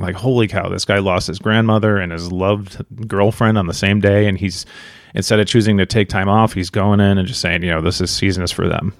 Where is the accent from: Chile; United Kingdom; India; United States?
United States; near Chicago, Illinois; I grew up near Chicago